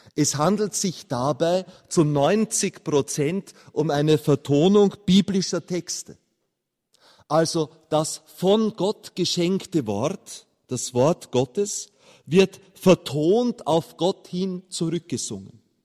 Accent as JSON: {"language": "German", "country": "Austria", "said": "als Österreicher"}